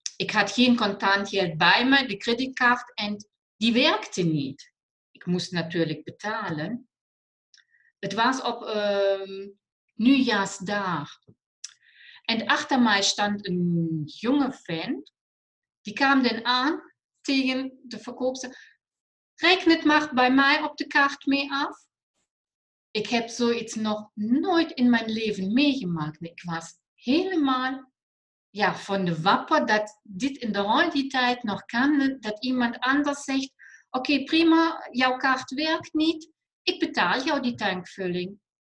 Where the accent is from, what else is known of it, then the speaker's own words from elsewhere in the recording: Germany; accent: German; Dutch is a second language; moved away as an adult; now in Netherlands; Ik kom uit het mooie Limburg, is uit Duitsland. Ik neem aan dat iedereen nog mijn Duitse accent